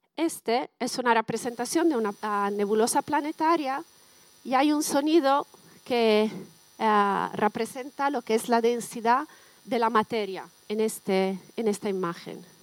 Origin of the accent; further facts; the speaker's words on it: Bologna, Emilia-Romagna, Italy; accent: Italian; Spanish is a second language; moved away as an adult; also born or lived in Canada / Germany / Switzerland / United States; now in San Sebastián, Spain; he estudiado en Bolonia, que es mi ciudad natal